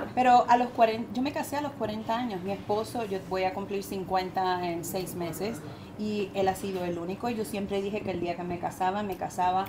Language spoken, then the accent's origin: Spanish; Puerto Rico; yo soy puertorriqueña latina.